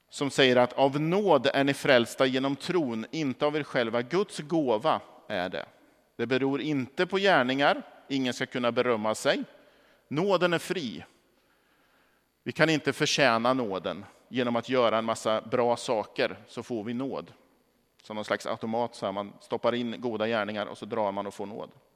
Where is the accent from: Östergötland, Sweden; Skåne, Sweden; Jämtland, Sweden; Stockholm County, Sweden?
Östergötland, Sweden; Norrköping; moved away; Som barn så växte jag upp i de eh, vad ska vi säga, nordöstra delarna av, av Norrköping